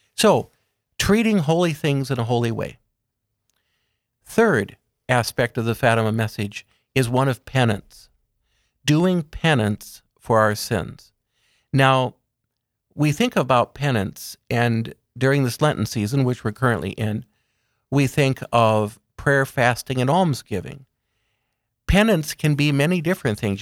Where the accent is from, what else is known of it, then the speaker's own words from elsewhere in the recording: Aberdeen, South Dakota, United States; also born or lived in Emmitsburg, Maryland; I was raised in Aberdeen, a member of Sacred Heart Parish